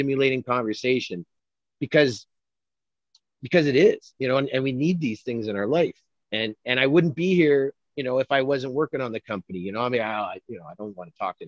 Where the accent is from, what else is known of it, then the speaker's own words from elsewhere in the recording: Canada; I'm a Canadian